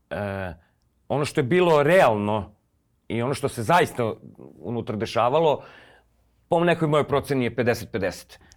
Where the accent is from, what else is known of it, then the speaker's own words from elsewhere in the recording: Belgrade, Serbia; nekako sam kao rođeni Beograđanin osjećao pripadnost, to je jedina pripadnost koju sam osjećao, gradu